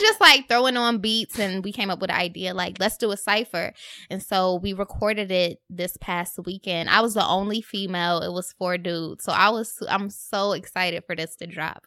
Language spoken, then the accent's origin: English; Rochester, New York, United States; now in Brooklyn, United States; I was in Rochester at home